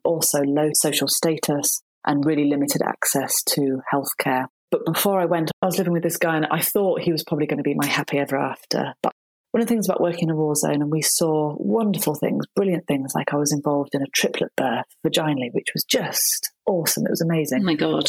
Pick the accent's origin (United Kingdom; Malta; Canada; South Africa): United Kingdom; Shropshire, West Midlands; accent: northern; moved away as an adult; also born or lived in Nottingham; now in Dorset, United Kingdom; I was brought up in Shropshire